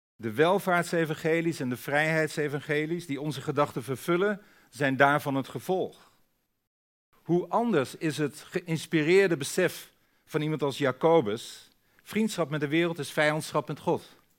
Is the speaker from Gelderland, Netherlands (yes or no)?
no; Friesland, Netherlands; ik ben een Fries